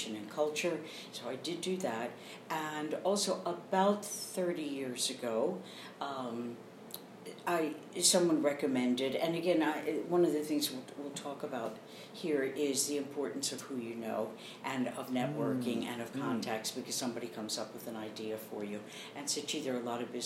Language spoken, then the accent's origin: English; Baltimore, Maryland, United States; moved away as an adult; also born or lived in Philadelphia, Pennsylvania / New York; I grew up in Baltimore, Maryland